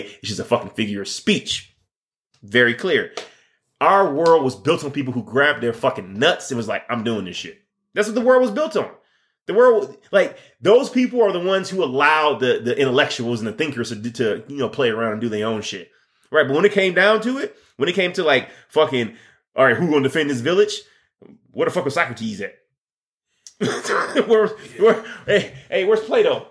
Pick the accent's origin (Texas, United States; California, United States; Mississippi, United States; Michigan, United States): Michigan, United States; I'm from Michigan